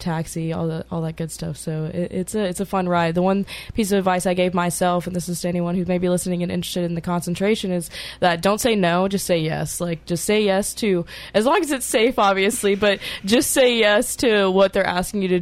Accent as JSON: {"language": "English", "town": "Jackson", "region": "Tennessee", "country": "United States", "said": "I'm from West Tennessee, so Jackson, Tennessee"}